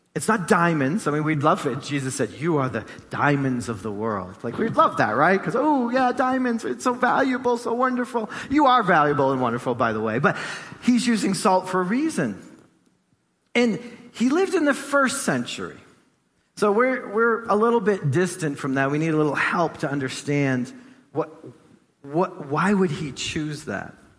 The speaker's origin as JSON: {"language": "English", "town": "Gloucester", "region": "Massachusetts", "country": "United States", "tie": "born or raised there", "said": "I grew up in East Gloucester, so you know the ocean was like right there outside my door"}